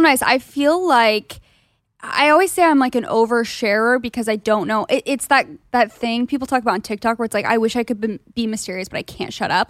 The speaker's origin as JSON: {"language": "English", "town": "Gilbert", "region": "Arizona", "country": "United States", "moved": "yes", "said": "I'm from Gilbert, Arizona, which is similar vibes-ish"}